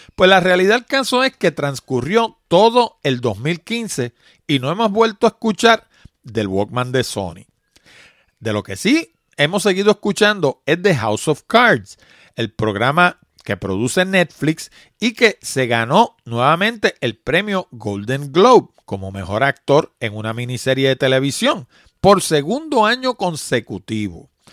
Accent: Puerto Rico; yo vivo en Puerto Rico, los puertorriqueños somos ciudadanos norteamericanos

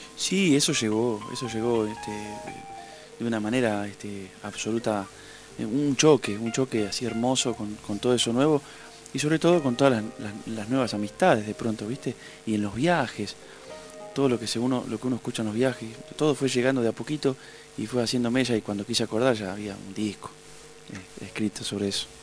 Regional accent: Urdampilleta, Buenos Aires Province, Argentina; moved away; also born or lived in Neuquén; eso es mi pueblo

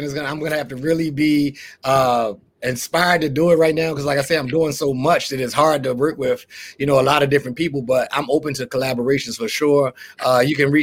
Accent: Baltimore, Maryland, United States; now in Florida, United States; I'm from Baltimore

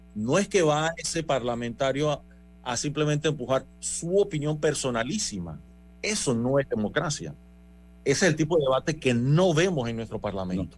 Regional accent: Panama; Yo como panameño

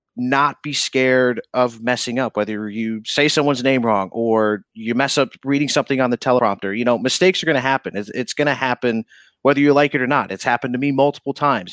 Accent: Fabius, New York, United States; moved away as an adult; also born or lived in Missouri; now in Albany, United States; born and raised in Syracuse, um, actually in a town called Fabius, New York

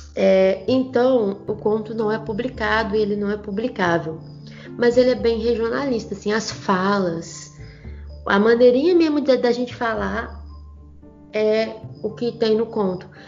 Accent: São João do Manteninha, Minas Gerais, Brazil; accent: mineirês; eu como sou aqui do interior de Minas Gerais, né, de São João do Manteninha, cidade interior de tipo, interior

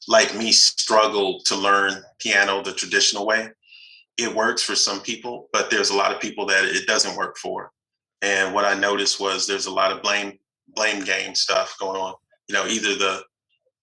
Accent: Fort Worth, Texas, United States; also born or lived in Los Angeles, California; I'm from Texas, a town called Fort Worth, west of Dallas

